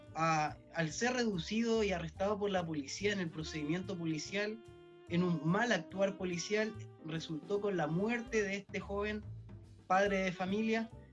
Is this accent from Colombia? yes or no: no; Chile; nuestro país, de Chile